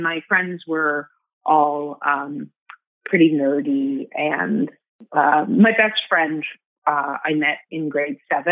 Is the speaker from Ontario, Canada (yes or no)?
yes; Toronto, Ontario, Canada; I'm from Toronto, Canada.